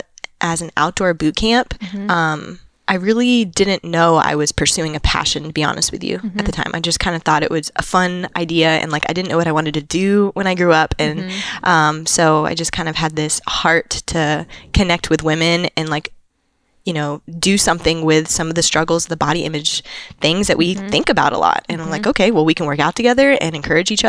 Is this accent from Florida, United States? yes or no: yes; Florida, United States; I grew up in Florida